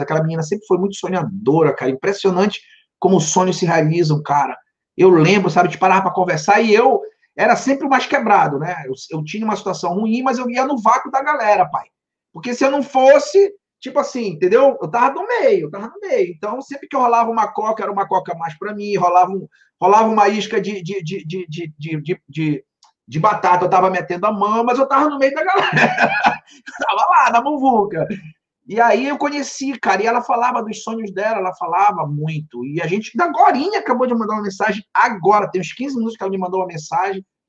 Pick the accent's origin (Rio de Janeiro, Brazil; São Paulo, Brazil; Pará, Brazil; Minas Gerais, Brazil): Pará, Brazil; also born or lived in Santarém, Pará / Belém, Pará; now in Miami, United States; Eu sou natural do Pará, do interior de uma cidade chamada Santarém, e com sete anos eu fui morar numa ilha.